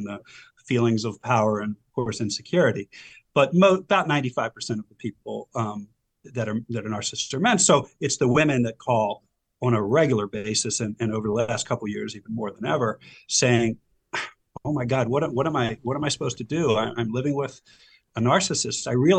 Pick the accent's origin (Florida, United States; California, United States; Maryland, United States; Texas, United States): Maryland, United States; Silver Spring; also born or lived in Howard County, Maryland; I grew up in Silver Spring, Maryland. I've been a Maryland resident all my life